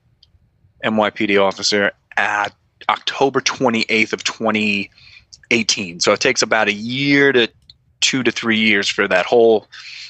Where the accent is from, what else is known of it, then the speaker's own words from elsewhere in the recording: New York City, New York, United States; moved away as an adult; now in Missouri, United States; I grew up in Fresh Meadows, Queens